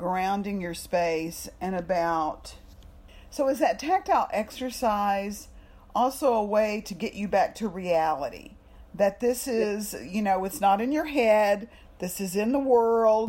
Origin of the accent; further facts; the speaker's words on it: Texas, United States; also born or lived in New York; I'm just from Texas